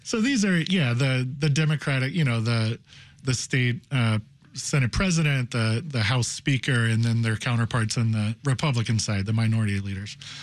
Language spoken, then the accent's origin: English; Cincinnati, Ohio, United States; now in Chicago, United States; I'm from Cincinnati